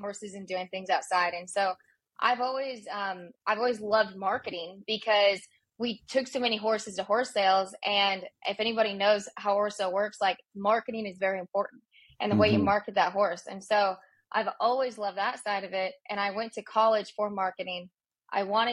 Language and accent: English; South Dakota, United States; I grew up in South Dakota